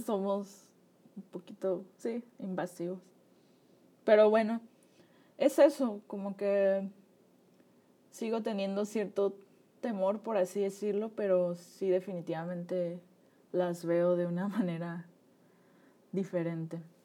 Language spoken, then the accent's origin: Spanish; Nayarit, Mexico; mi juventud previa a la universidad, pues viví, crecí en Nayarit